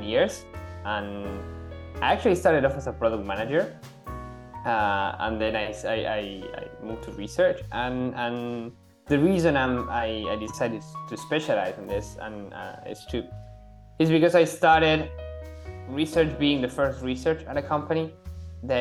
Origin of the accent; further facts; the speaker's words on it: Argentina; also born or lived in Treviso, Italy / Germany; now in Barcelona, Spain; I'm originally from Argentina